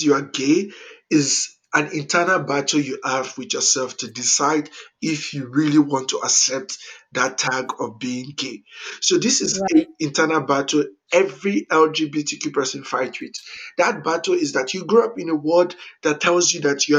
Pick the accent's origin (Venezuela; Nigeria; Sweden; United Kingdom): Nigeria; Warri, Delta; moved away as an adult; also born or lived in Enugu State, Nigeria / Niger State, Nigeria / Kaduna State, Nigeria / Abuja, Nigeria; now in United States; I grew up in Warri, Delta State.